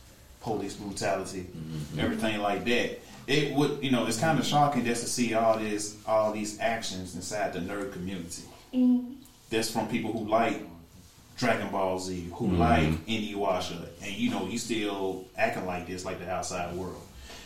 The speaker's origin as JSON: {"language": "English", "region": "Alabama", "country": "United States", "said": "I'm from Alabama"}